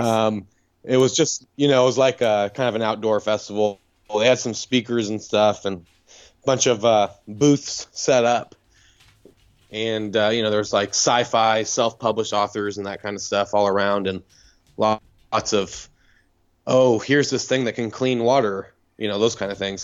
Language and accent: English; California, United States; now in Austin, United States; I'm from California